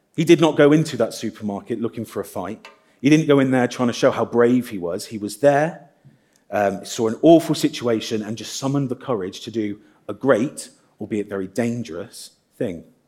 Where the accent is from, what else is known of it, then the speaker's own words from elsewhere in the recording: Midlands, United Kingdom; now in Guernsey; I'm from the Midlands